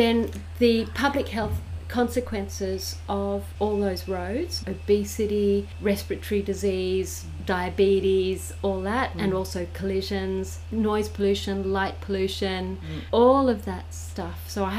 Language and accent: English; New South Wales, Australia; now in Caboolture, Australia; I came from New South Wales and the bus stop numbers are according to, so you have your postcode.